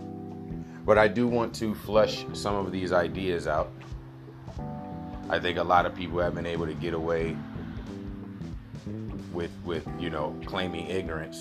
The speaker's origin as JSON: {"language": "English", "country": "United States", "said": "I'm an American"}